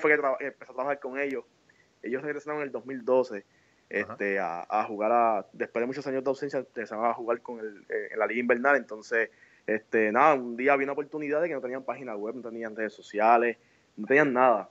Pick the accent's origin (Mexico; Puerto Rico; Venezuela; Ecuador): Puerto Rico; moved away as an adult; now in New York, United States; yo nací en Puerto Rico, me, crié allá y, fui a la escuela y fui a la, a UPR